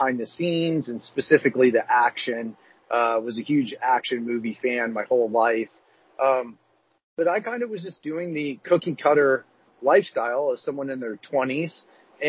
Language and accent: English; Columbus, Ohio, United States; moved away; I grew up in Columbus, Ohio